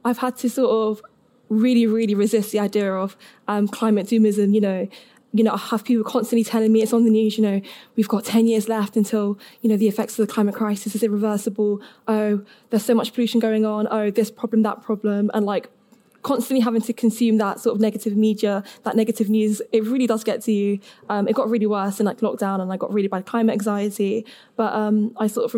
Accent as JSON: {"language": "English", "region": "London", "country": "United Kingdom", "said": "I'm from London, so not quite Cheltenham, but still in the south, so close enough."}